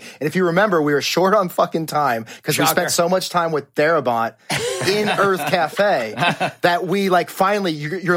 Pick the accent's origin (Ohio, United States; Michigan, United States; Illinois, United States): Ohio, United States; Cincinnati; moved away as an adult; also born or lived in Indiana; now in Los Angeles, United States; I was an actor from Cincinnati, Ohio